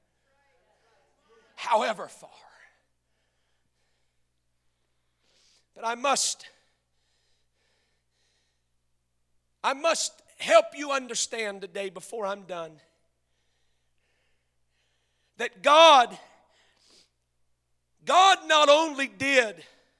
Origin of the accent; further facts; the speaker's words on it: Oklahoma, United States; I'm from Oklahoma